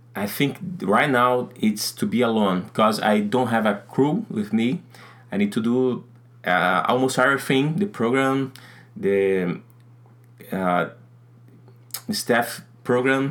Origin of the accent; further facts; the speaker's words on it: North Region, Brazil; English is a second language; I'm from Brazil, from north of Brazil